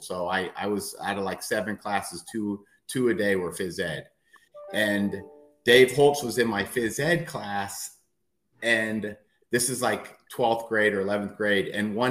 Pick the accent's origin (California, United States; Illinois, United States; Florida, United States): Florida, United States; Miami; also born or lived in Detroit, Michigan; I was born in Detroit, but I grew up in Miami and went to a couple private schools. First I went to public school, then a couple private schools, then back to public school.